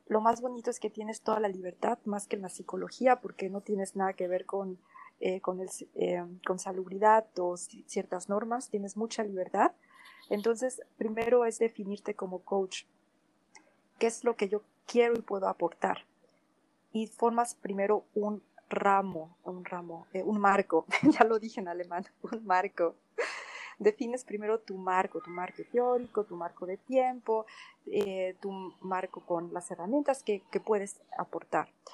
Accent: Mexico; moved away as an adult; also born or lived in Spain / France / Portugal; now in Germany; nací en México, en una familia alemana, bueno, bávara alemana

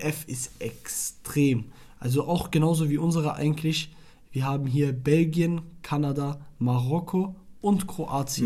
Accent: Iraq; moved away; ich komme aus Irak.

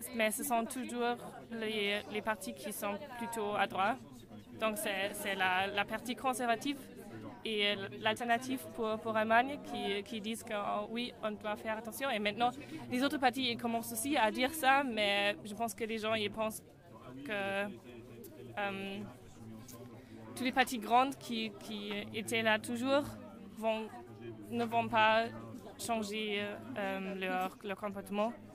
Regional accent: Münster, North Rhine-Westphalia, Germany; French is a second language; moved away as an adult; now in Strasbourg, France; moi je viens de Münster, c'est dans l'ouest d'Allemagne

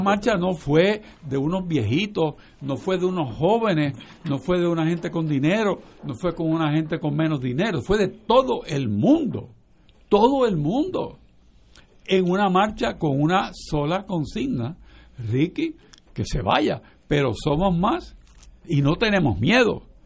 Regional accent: Puerto Rico; Nosotros somos parte de los Estados Unidos

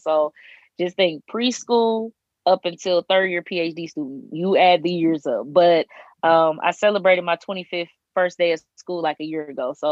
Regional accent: Detroit, Michigan, United States; moved away as an adult; now in Bloomington, United States; I'm originally from Detroit, Michigan. I am currently in Bloomington, Indiana

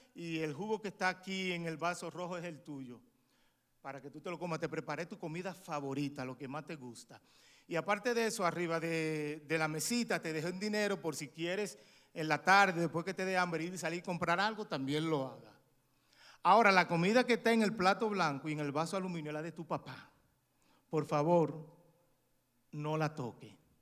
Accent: San Pedro de Macorís, Dominican Republic; moved away as an adult; now in United States; mi ciudad natal San Pedro

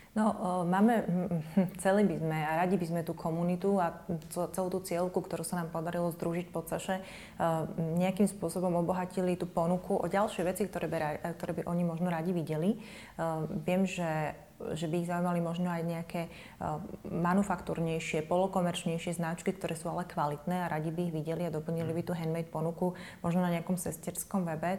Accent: Trnava, Trnava Region, Slovakia; v Trnavskom amfiteátri v mojom rodnom meste

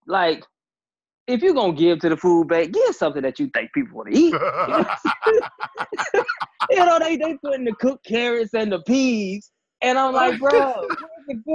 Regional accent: Pensacola, Florida, United States; also born or lived in Portsmouth, Virginia; And then my dad ended up getting orders to Pensacola, Florida. And that's where I ended up spending the rest of my time.

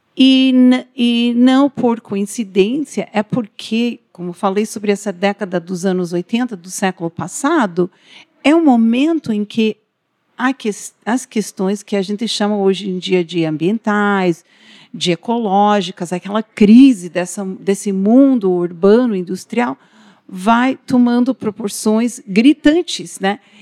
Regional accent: United States; Portuguese is a second language; now in Paraná, Brazil; eu sou estrangeira, eu sou nascida nos Estados Unidos, né? O sotaque se deve a isso também

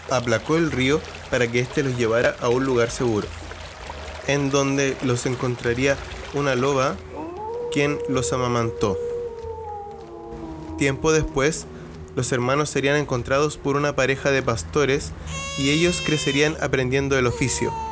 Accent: Chile; soy chileno y tengo mentalidad de chileno

